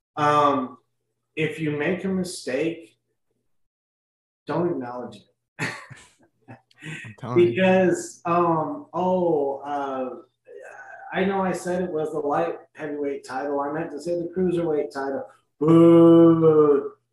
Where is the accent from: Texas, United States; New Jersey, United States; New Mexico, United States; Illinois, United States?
Texas, United States; San Antonio; also born or lived in Austin / Los Angeles / Laredo; born and raised in San Antonio, and I lived in Austin and Los Angeles, lived in Laredo